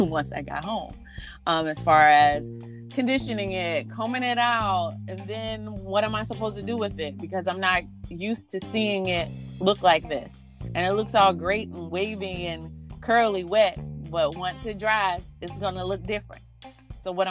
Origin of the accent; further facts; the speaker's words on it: South Carolina, United States; now in Washington, D.C., United States; growing up in the South, my mother and grandmother wanted to make sure we didn't look too grown